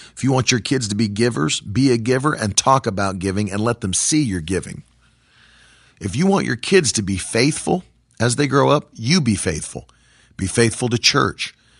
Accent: West Virginia, United States; I grew up in West Virginia

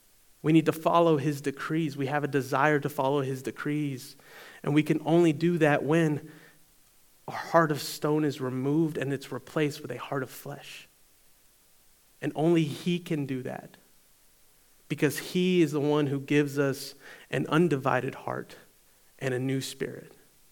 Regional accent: Eastern North Carolina, United States; I grew up in Eastern North Carolina. And I was in high school at North Pitt. So I went to North Pitt right here in town.

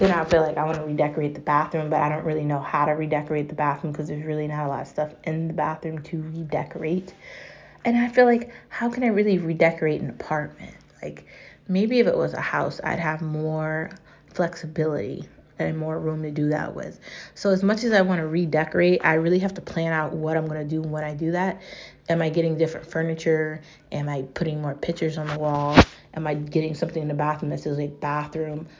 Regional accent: United States; I'm American. I'm real American

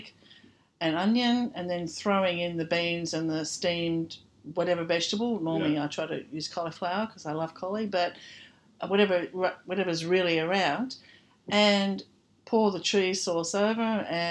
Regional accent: Scotland, United Kingdom; I'm so Scottish

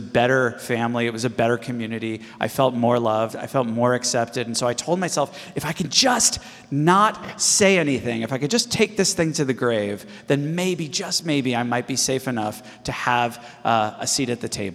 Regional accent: Los Angeles, California, United States; I was born and raised in the Los Angeles area, and I grew up in the 80s

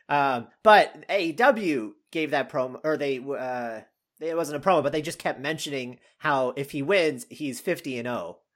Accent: Canada; now in Austin, United States; I grew up in Canada

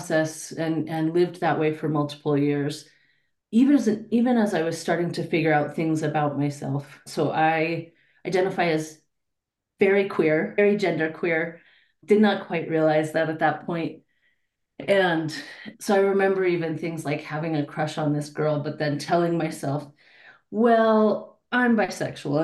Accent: Denver, Colorado, United States; I was born and raised in Denver, been here my whole life, Denver, Colorado

